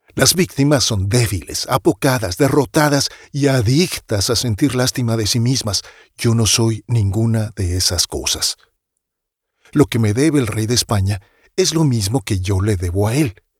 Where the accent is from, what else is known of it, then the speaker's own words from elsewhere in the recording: Mexico; Soy mexicano, mestizo, mexicanísimo